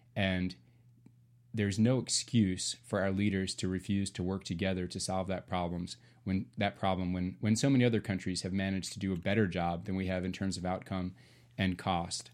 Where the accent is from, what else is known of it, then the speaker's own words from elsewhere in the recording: Nashville, Tennessee, United States; I'm originally from Nashville, raising my family here